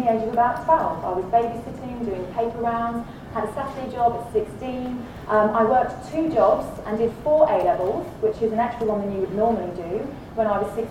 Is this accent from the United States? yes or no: no; United Kingdom; accent: British; now in Australia; it was an old red brick university in the UK, you can tell from my accent